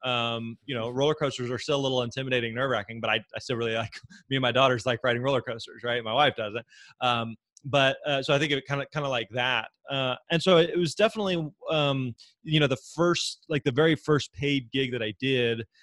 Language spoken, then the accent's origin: English; Springfield, Missouri, United States; moved away as an adult; now in Nashville, United States; I grew up in uh, in Southwest Missouri, in Springfield, Missouri, and so born and raised there